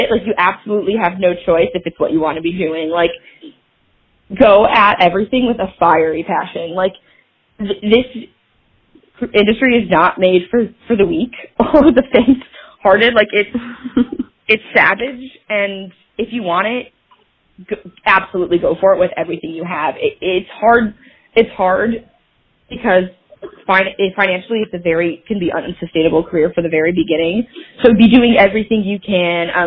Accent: Michigan, United States; moved away as an adult; now in Los Angeles, United States; I am a filmmaker and actor in Los Angeles, California. Um, and I am from Michigan originally.

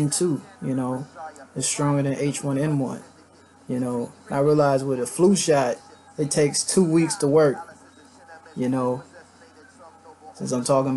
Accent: Dayton, Ohio, United States; Salute Ohio, man. I'm from Dayton, Ohio.

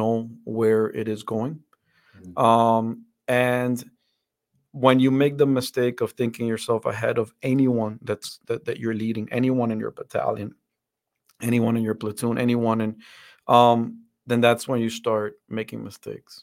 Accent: Dominican Republic; also born or lived in Fort Benning, Georgia, United States; now in United States; I grew up in the Dominican Republic. That's where my family is from.

